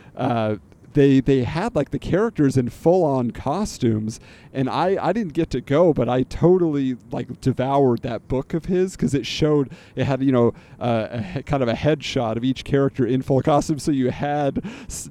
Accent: California, United States; I grew up in California

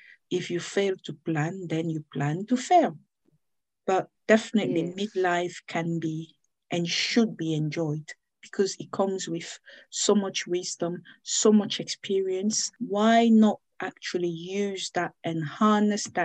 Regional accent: Cameroon; now in United Kingdom; I'm from Cameroon, but I live in the United Kingdom.

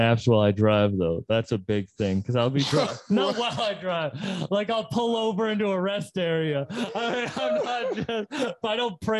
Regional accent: Massachusetts, United States; I'm from Mass.

